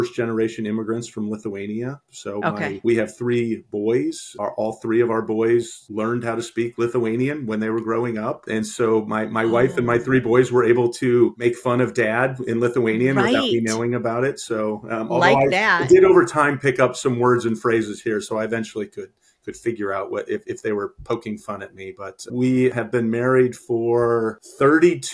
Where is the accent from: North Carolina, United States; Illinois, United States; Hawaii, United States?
Illinois, United States; Illinois side, United States; now in Glen Ellyn, United States; I grew up just west of here, an area called the Quad Cities, which is on the Illinois-Iowa border